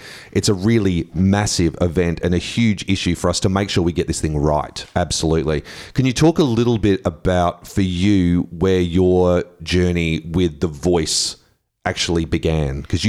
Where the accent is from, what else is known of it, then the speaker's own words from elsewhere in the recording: Queensland, Australia; I grew up in Queensland at that time as well